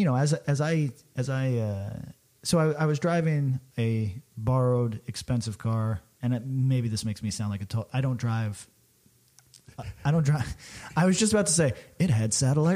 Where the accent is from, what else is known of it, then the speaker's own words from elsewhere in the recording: Albany, New York, United States; I'm from Albany, New York